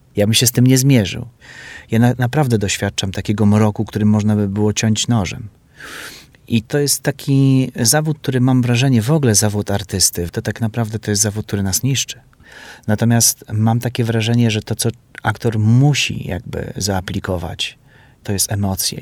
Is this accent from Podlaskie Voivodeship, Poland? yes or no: yes; Białystok, Podlaskie Voivodeship, Poland; moved away as an adult; now in Warsaw, Poland; w kinie Syrena, które już nie istnieje w moim mieście w Białymstoku